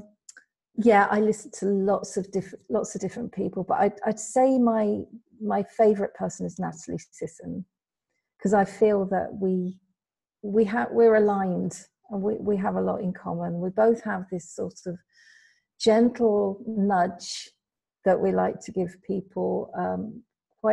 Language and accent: English; United Kingdom; moved away as an adult; now in Spain; Yes, so originally I'm from the UK. I was brought up in the UK.